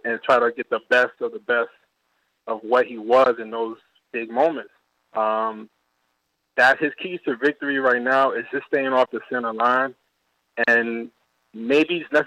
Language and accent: English; New York City, New York, United States; now in Chicago, United States; I'm originally from Brooklyn